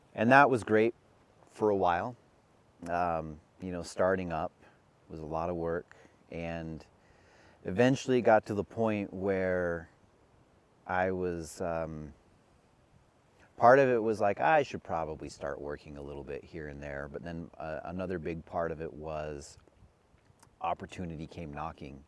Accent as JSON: {"language": "English", "region": "Utah", "country": "United States", "tie": "born or raised there", "said": "growing up in Utah"}